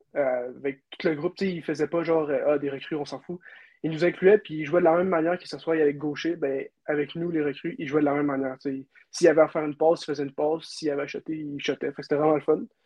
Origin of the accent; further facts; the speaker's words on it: Quebec City, Quebec, Canada; hockey mineur à Charlebourg